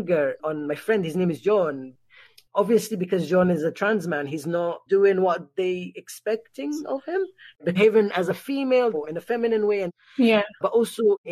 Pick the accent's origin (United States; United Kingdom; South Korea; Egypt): Egypt; moved away; growing up in Egypt as a trans person was very horrible.